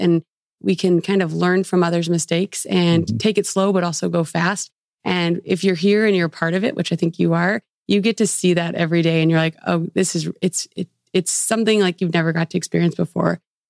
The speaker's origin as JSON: {"language": "English", "town": "Kansas City", "country": "United States", "tie": "born or raised there", "also_born_or_lived": "San Francisco", "moved": "yes", "lives_now": "Northwest Arkansas, United States", "said": "I would have never thought in a million years I'd move to Northwest Arkansas. I grew up in Kansas City. I was in San Francisco and I fell in love here"}